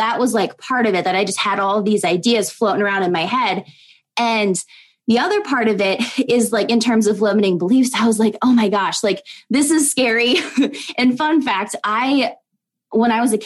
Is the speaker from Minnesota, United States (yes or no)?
yes; Minnesota, United States; now in Iowa, United States; I was born and raised in Minnesota, but we live in Iowa right now